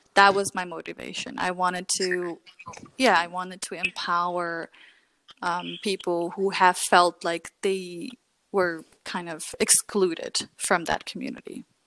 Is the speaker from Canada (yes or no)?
no; Germany; growing up in Germany was extremely challenging for me because like mm-hmm. you grow up and you have to learn the language